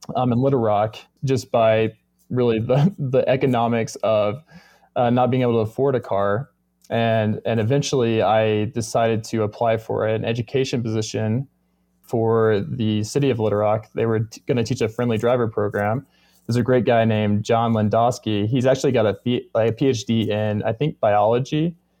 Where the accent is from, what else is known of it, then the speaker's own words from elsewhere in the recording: Arkansas, United States; now in Denver, United States; I'm actually from Arkansas